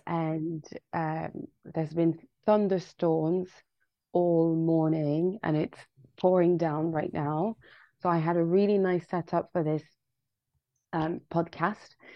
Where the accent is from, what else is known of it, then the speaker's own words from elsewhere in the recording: Paris, Île-de-France, France; moved away as an adult; now in London, United Kingdom; I was born and raised in uh, Paris both of my parents are from Senegal